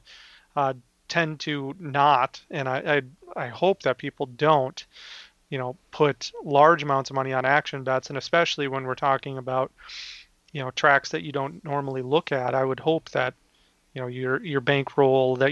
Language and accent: English; Minnesota, United States; I'm from Minnesota